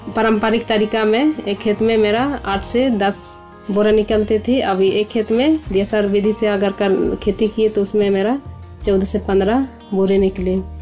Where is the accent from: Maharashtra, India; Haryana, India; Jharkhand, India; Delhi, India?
Jharkhand, India; Sadi village, Murhu block, Khunti district; मेरा गांव सड़ी गांव प्रखंड मुरू जिला खूटी झारखंड के रहने वाली हूँ